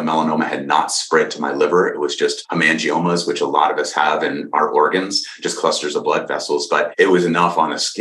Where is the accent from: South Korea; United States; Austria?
United States; Boston, Massachusetts; moved away as an adult; now in California, United States; I grew up in Boston, moved to California in 95